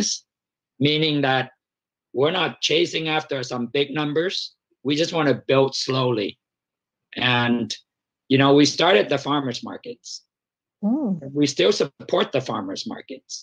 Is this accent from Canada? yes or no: no; Vietnam; moved away; I grew up in Vietnam